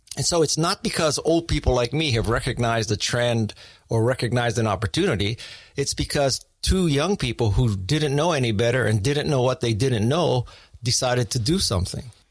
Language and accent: English; Honolulu, Hawaii, United States; I was born in Honolulu, Hawaii